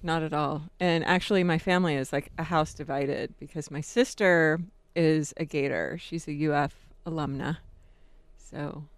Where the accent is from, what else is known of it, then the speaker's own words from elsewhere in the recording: Jacksonville, Florida, United States; now in Tucson, United States; I grew up in Jacksonville